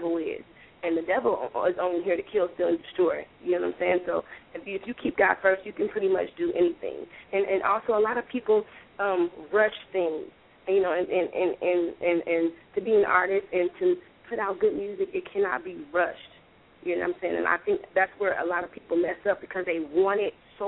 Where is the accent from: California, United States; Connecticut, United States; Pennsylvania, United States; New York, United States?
California, United States; Oakland; now in Atlanta, United States; I grew up in East Oakland, 69th and Westdale